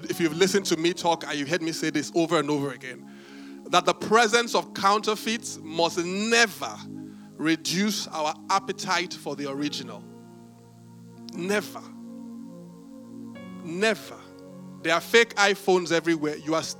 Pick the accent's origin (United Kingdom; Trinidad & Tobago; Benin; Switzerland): Benin; When I was growing up, I grew up in Benin